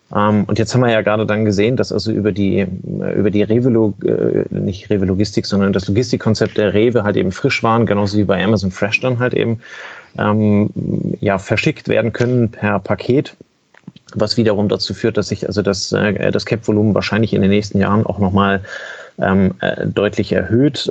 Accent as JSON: {"language": "German", "town": "Kiel", "region": "Schleswig-Holstein", "country": "Germany", "said": "ich bin Kieler"}